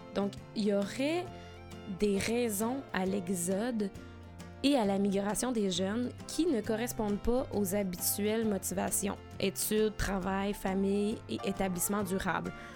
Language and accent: French; Rouyn-Noranda, Quebec, Canada; also born or lived in Sherbrooke; je suis originaire de l'Abitibi-Témiscamingue ici à Rouen-Noranda et euh, j'ai grandi ici